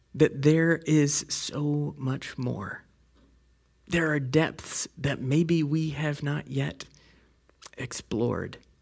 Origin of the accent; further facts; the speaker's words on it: West Virginia, United States; I'm from West Virginia. we don't really put the G on the end of things